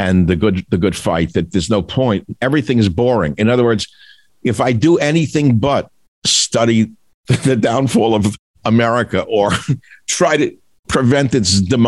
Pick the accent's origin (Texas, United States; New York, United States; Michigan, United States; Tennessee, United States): New York, United States; I grew up in New York